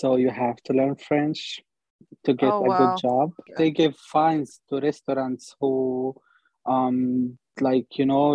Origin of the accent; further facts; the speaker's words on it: Palestine; moved away as an adult; now in Montreal, Canada; I was born in Palestine, born and raised there. Then I came to Canada 2 years ago